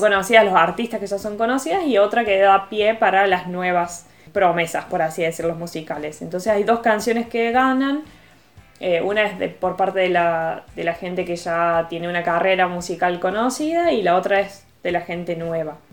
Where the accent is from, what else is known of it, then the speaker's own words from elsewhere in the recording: Argentina; moved away as an adult; now in Italy; acá en Argentina